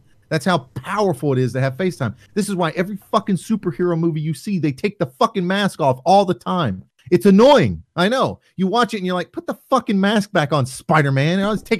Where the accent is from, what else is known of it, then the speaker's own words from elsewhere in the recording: the South, United States; Now, I grew up in the South. My family talks like that. In fact, my wife can barely understand half my relatives.